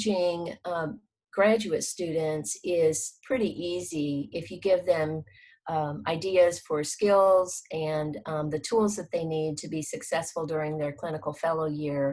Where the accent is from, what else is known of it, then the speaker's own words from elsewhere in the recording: Honolulu, Hawaii, United States; moved away; also born or lived in Philippines / Texas; I was born in the Philippines, raised in Honolulu, Hawaii